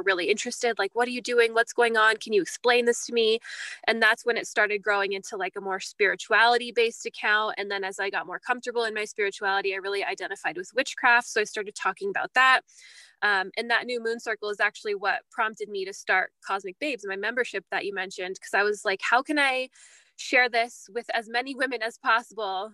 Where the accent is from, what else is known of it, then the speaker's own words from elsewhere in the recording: California, United States; moved away as an adult; now in Canada; I'm actually American. And we met in California, which is where I'm from